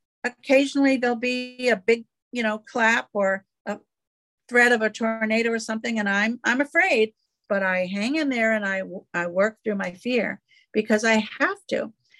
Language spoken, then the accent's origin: English; New England, United States; now in South Carolina, United States; I came from New England. I now live in South Carolina.